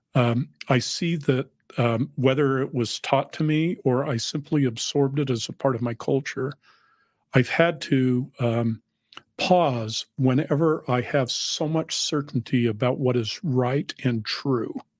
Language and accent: English; Salt Lake City, Utah, United States; moved away; also born or lived in New England; I grew up in Salt Lake and my children grew up in New England